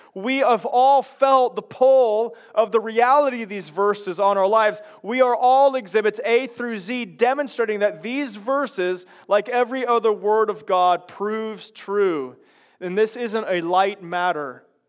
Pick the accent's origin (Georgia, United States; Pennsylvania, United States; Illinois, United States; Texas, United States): Illinois, United States; Chicago; now in Lynden; I come from Chicago